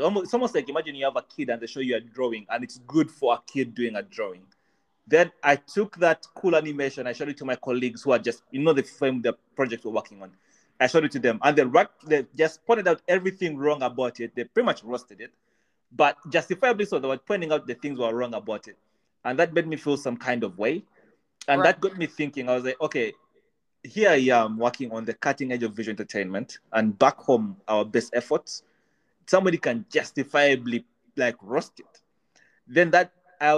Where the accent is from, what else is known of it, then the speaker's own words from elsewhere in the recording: Uganda; also born or lived in Kenya; now in United Kingdom; I grew up in Uganda